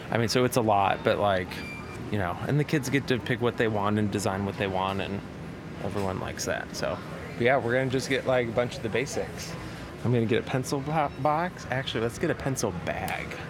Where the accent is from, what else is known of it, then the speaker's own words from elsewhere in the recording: Chicago, Illinois, United States; now in Nashville, United States; I'm from South Side of Chicago